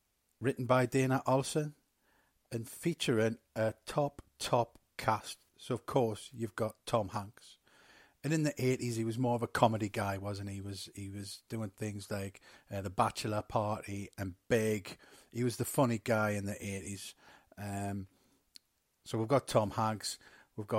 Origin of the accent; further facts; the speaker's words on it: England, United Kingdom; I was born in England.